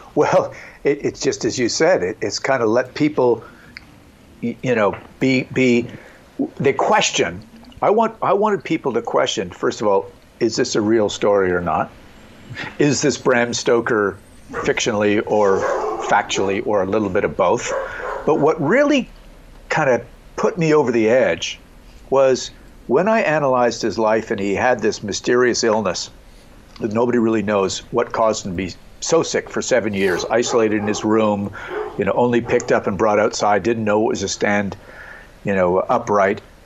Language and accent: English; Montreal, Quebec, Canada; growing up in Montreal, Canada